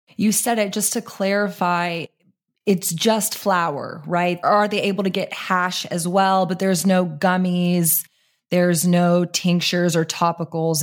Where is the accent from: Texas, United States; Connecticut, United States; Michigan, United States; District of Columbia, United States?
Texas, United States; I'm a Texan.